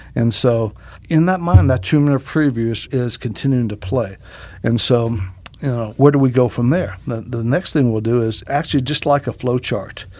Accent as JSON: {"language": "English", "town": "Greenville", "country": "United States", "tie": "born or raised there", "said": "Greenville, my hometown."}